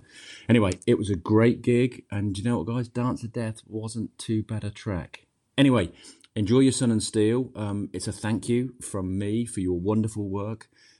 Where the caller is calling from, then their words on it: Highclere, South East England, United Kingdom; here calling in from Highclere in England.